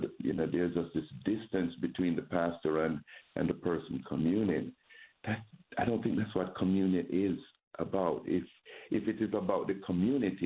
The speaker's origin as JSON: {"language": "English", "country": "Jamaica", "tie": "born or raised there", "moved": "yes", "said": "I grew up Roman Catholic in Jamaica"}